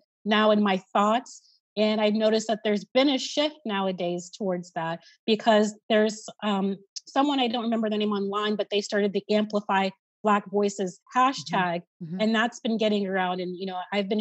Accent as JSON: {"language": "English", "town": "Columbus", "region": "Ohio", "country": "United States", "tie": "born or raised there", "said": "Here in my hometown"}